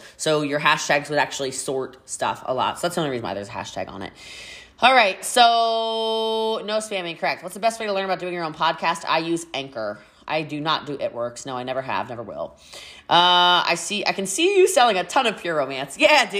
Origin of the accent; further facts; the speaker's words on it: Maryland, United States; now in Texas, United States; Yes, I am from Frederick County, Maryland originally. I've lived in Texas for 4 years.